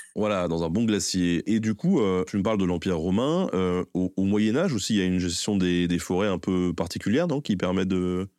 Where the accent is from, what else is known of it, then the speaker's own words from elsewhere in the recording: Tours, Centre-Val de Loire, France; je suis de Tours